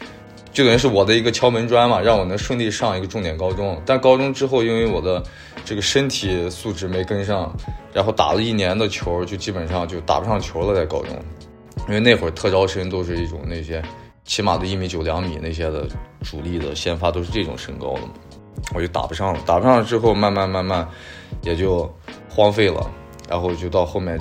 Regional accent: Xinjiang, China; moved away as an adult; also born or lived in Saint Petersburg, Russia / Bishkek, Kyrgyzstan; 我是在新疆，对，上了小学、初中、高中，然后高中毕业之后就跟着我爸去了俄罗斯跟中亚

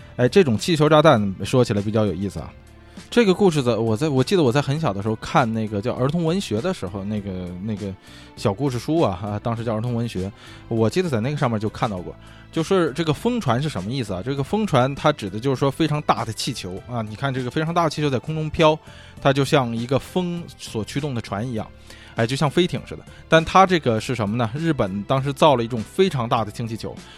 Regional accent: China; now in Los Angeles, United States; 一听我是中国人嘛

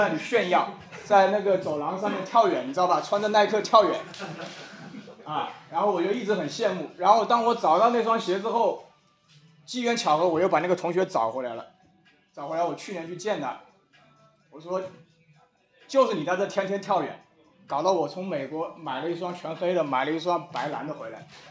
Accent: Wuhan, Hubei, China; 身为武汉人

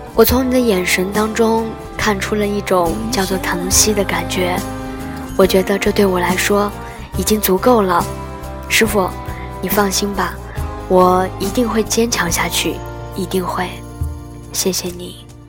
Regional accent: Nanning, Guangxi, China; 我也从来都不知道你从那么远的海南来到我们南宁

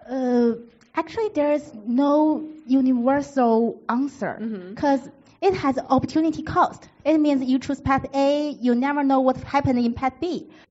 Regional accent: northeastern China, China; accent: northeastern Chinese; English is a second language; moved away; also born or lived in Beijing, China / United States; my northeastern Chinese accent.

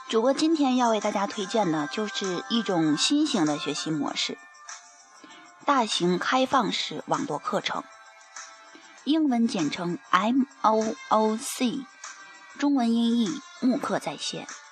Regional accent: Genhe, Inner Mongolia, China; 作为根核本地土生土长的学子

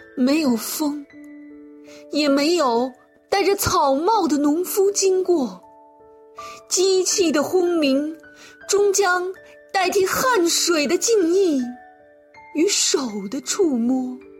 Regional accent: Xi'an, Shaanxi, China; 我是来自西安的诗人

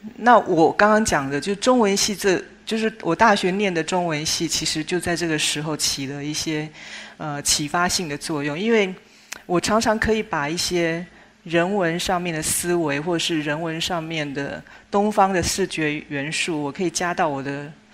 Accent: Chiayi, Taiwan; 我自己是出生在一九六零年代，相对那是一个物质比较匮乏的年代哦。我出生的地点是台湾嘉义

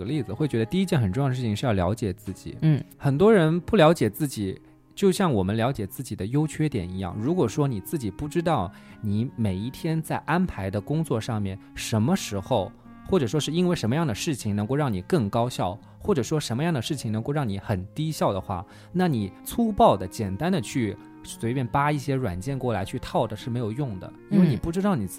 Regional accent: Jiangsu, China; 作为一个江苏人

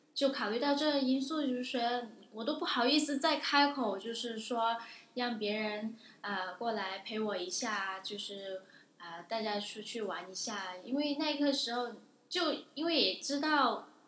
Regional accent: Guangdong, China; moved away as an adult; now in Newcastle, United Kingdom; 我是来自广东的。我是二零一五届纽卡斯尔大学硕士研究生

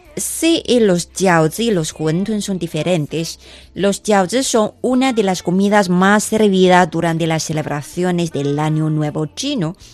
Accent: China; soy china

